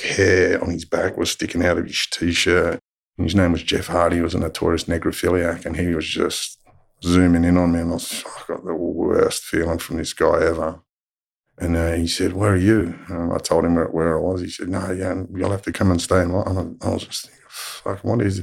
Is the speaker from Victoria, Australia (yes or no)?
no; Mount Druitt, New South Wales, Australia; I grew up in Mount Druitt